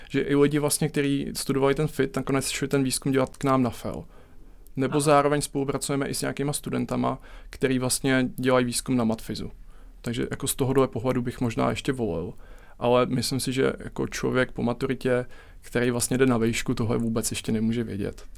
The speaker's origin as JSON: {"language": "Czech", "country": "Czechia", "said": "my Češi"}